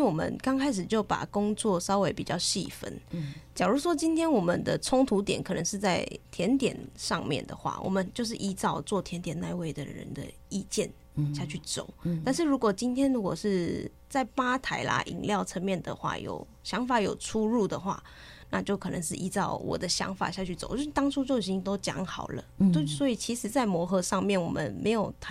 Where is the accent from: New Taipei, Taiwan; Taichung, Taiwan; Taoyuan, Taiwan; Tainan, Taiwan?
Taichung, Taiwan; 呃，我是台中人